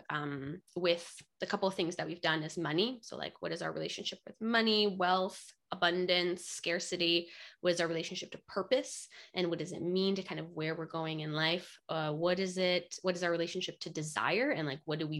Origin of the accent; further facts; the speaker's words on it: Poland; now in Pacific Northwest, United States; I grew up in Poland